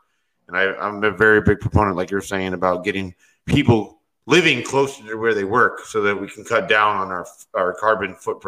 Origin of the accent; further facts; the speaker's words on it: Florida, United States; I was born and raised in Florida